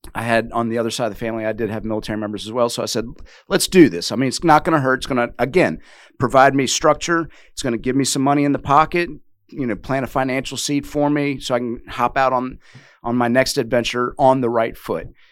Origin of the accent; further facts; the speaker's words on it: Richmond, Virginia, United States; now in Wilmington; I wasn't born and raised there, but the majority of my young I would say impressionable youth was spent in Richmond, Virginia